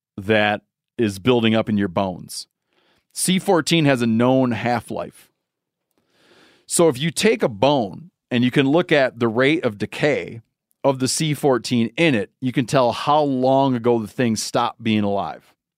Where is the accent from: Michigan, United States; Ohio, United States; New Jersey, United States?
Michigan, United States; born or raised there